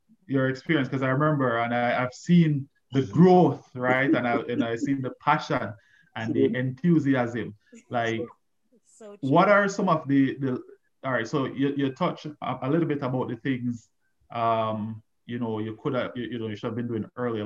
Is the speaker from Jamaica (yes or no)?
yes; Jamaica; growing up in Jamaica